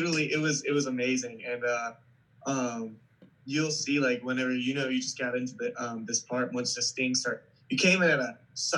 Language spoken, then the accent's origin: English; East Coast, United States; and I'm from the East Coast.